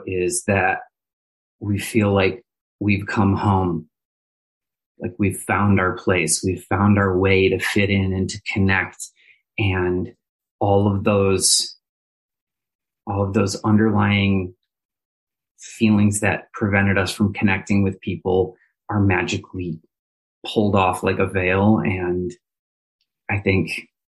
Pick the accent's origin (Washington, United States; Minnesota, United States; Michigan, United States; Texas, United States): Minnesota, United States; Minneapolis; now in Indianapolis, United States; I am from Minneapolis, Minnesota